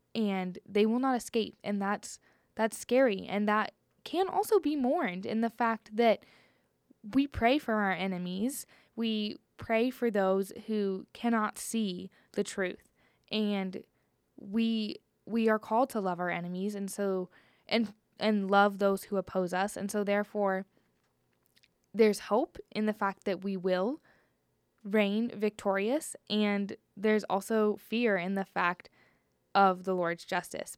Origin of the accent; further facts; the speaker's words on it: Cincinnati, Ohio, United States; moved away; I'm originally from Cincinnati, Ohio, and I went to a very small Christian high school